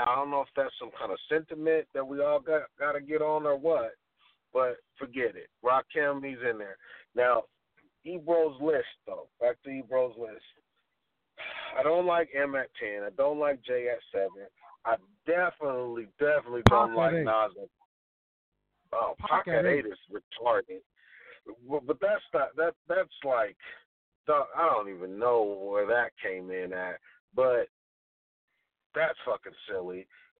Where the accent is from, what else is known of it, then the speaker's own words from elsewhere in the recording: West Coast, United States; I'm from the West Coast